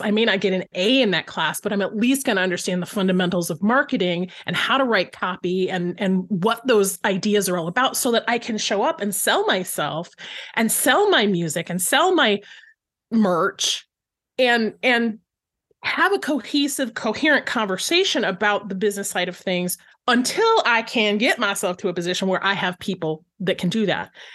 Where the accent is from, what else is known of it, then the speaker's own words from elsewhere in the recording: Flint, Michigan, United States; I grew up in Flint, Michigan